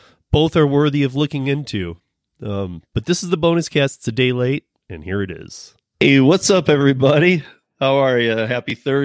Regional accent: Michigan, United States; I'm from Michigan too

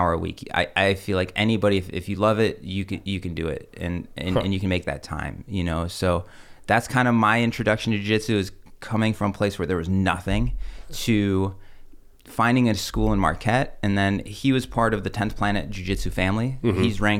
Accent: Russia; born there; I was born in Russia, Russian family.

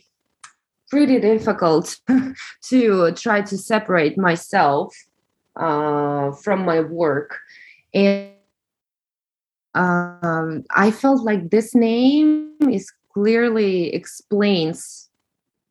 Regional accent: Russia; accent: Russian; English is a second language; moved away; you hear from my accent that I'm Russian

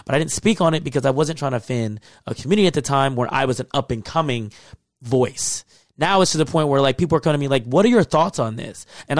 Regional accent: the South, United States; First of all, I grew up in the South where saying nigga is not that big of a deal.

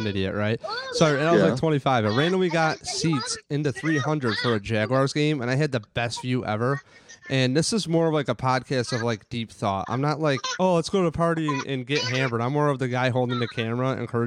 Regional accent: Rochester, New York, United States; I'm from Rochester

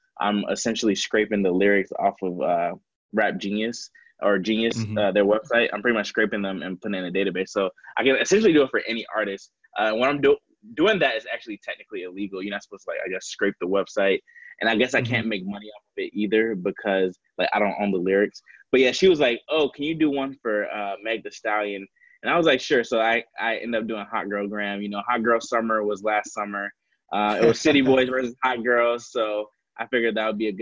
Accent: Atlanta, Georgia, United States; moved away; I'm from Atlanta originally.

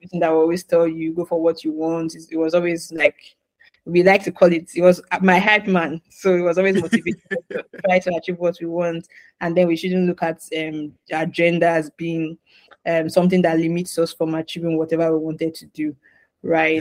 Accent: Nigeria; moved away as an adult; also born or lived in Ghana; I'm originally from Nigeria.

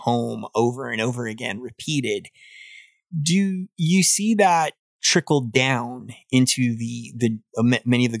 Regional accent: Tampa, Florida, United States; I grew up in Tampa, Florida

